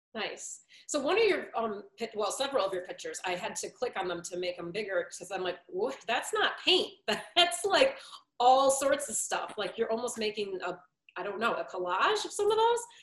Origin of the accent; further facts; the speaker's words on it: Detroit, Michigan, United States; I grew up down in Detroit too